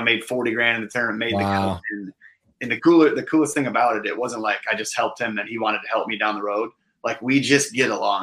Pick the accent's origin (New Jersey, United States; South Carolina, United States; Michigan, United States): Michigan, United States; Higgins Lake; also born or lived in North Carolina; I grew up on Higgins Lake with my parents, catching perch, rock bass, like anything that bit, loved fishing